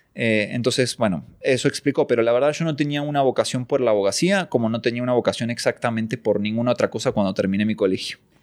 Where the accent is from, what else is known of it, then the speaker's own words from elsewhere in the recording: Lanús, Buenos Aires Province, Argentina; yo soy argentino, nací en provincia de Buenos Aires, Argentina, en Lanús, oriundo de Lanús.